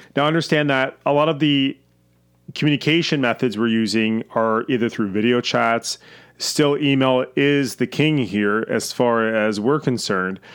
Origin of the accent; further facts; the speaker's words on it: Canada; I'm Canadian